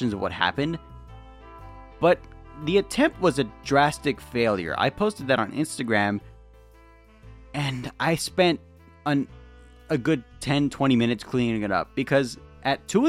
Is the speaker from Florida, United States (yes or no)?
no; California, United States; I'm from California